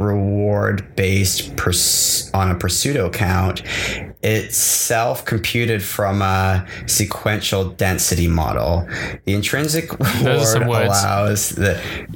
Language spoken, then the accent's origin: English; Scotland, United Kingdom; moved away; I'm a British. I grew up in Scotland